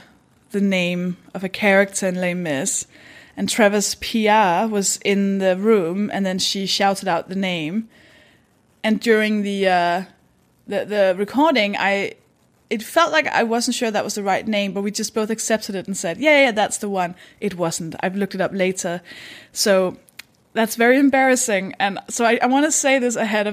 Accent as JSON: {"language": "English", "country": "Denmark", "second_language": "English", "said": "I'm from Denmark. That should explain the accent"}